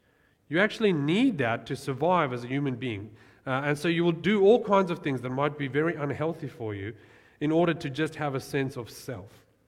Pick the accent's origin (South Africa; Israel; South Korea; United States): South Africa; born there; like I was born in South Africa, that's part of who I am, but I don't really identify as a South African or Australian